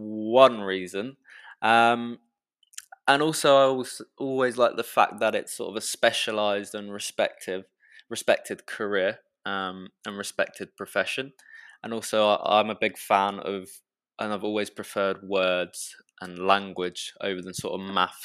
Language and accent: English; Reading, South East England, United Kingdom; accent: British; first language English; I was born and raised here in England and grew up in a town in the south of England called Reading